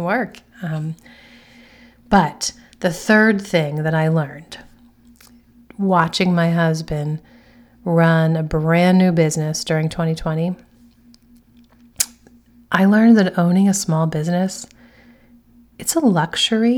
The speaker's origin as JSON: {"language": "English", "country": "United States", "said": "Being an American"}